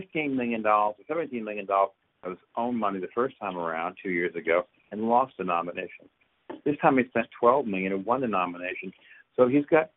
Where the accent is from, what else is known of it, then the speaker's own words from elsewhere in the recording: New York, United States; also born or lived in Massachusetts / Connecticut; now in Maryland, United States; I was raised in New York, and I live in Maryland.